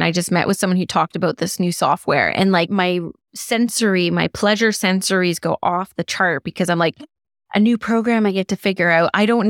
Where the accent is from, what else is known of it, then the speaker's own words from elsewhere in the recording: Canada; I'm Canadian, so I should be able to say the French word Je Vois